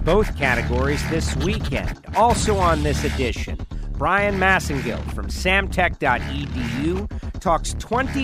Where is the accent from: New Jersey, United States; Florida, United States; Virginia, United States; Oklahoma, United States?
Florida, United States; My home state of Florida